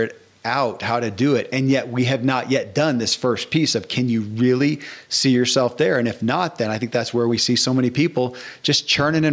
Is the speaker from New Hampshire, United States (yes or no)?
no; Bowling Green, Kentucky, United States; I grew up in Bowling Green, Kentucky.